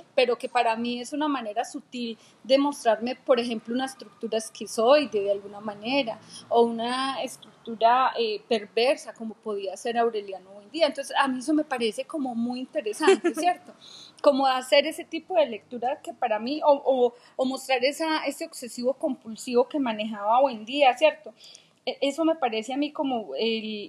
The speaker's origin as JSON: {"language": "Spanish", "country": "Colombia", "said": "soy colombiana y como colombiana, mis raíces son desde allá"}